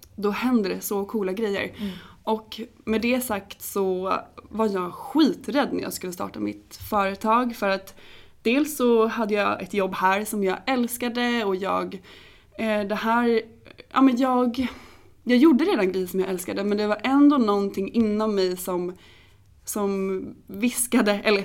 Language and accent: Swedish; Åby, Östergötland, Sweden; moved away as an adult; also born or lived in New York; now in Stockholm, Sweden; Och jag är från början från Norrköping. Jag eh, växte upp utanför Norrköping i en liten by som heter Åby med min familj